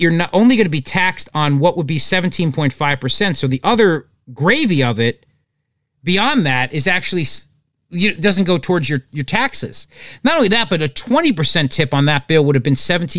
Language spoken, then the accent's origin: English; New Jersey, United States; I'm from New Jersey